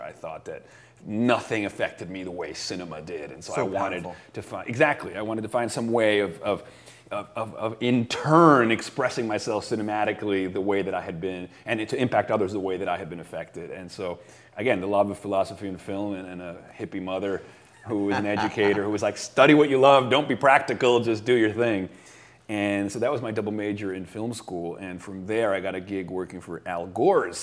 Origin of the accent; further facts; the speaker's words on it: Venezuela; moved away as an adult; also born or lived in United States; I grew up in South America, actually, in Venezuela, which not everybody knows